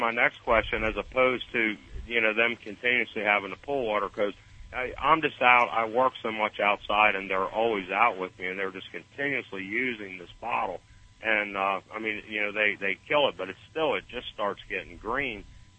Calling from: Stuart, Florida, United States; So little north of West Palm Beach in Stuart.

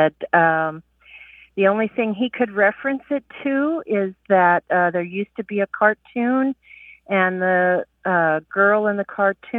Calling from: Santa Claus, Indiana, United States; Hi, this is … I'm calling from Santa Claus, Indiana.

